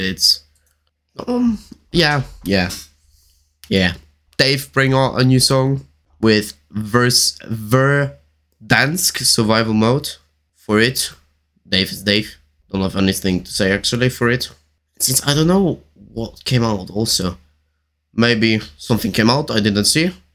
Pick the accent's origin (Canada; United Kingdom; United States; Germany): Germany; English is a second language; I'm from Germany